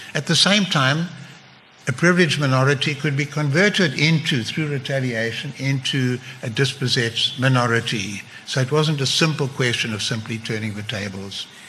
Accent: South Africa; moved away as an adult; also born or lived in England; at school we had to learn Afrikaans. It was compulsory and we didn't like it. I'm at English speaking school

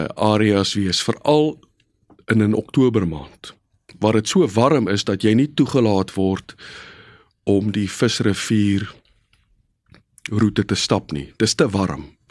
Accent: Bellville, Western Cape, South Africa; Ek is gebore in 1967 in die Hansa Kliniek net so af van Voortrekkerstraat in Bellville.

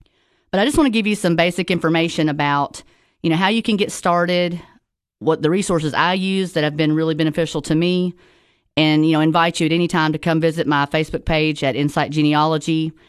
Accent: Tennessee, United States; I am a local from the Upper Cumberland, live in Sparta, Tennessee.

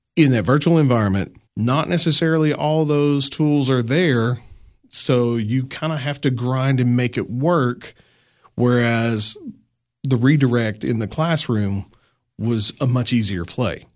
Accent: La Follette, Tennessee, United States; moved away as an adult; now in Putnam County, Tennessee, United States; I grew up in little town north of Knoxville, Tennessee called La Follette.

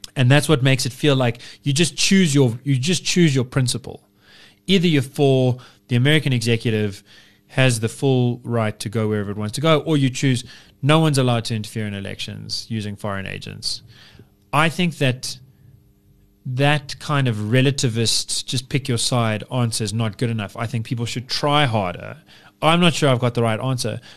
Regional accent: United Kingdom

